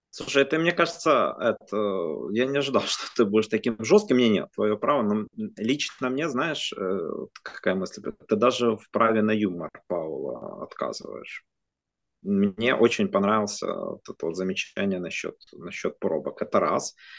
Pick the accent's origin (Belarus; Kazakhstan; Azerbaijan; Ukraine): Ukraine; как украинец